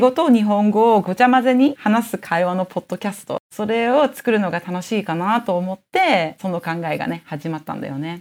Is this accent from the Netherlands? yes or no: yes; Netherlands; 平日はオランダの小学校で土曜日は補修校の日本人小学校に